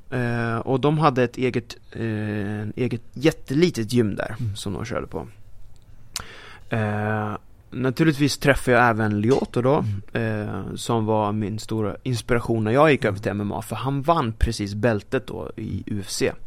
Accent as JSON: {"language": "Swedish", "country": "Sweden", "said": "pojken från Sverige"}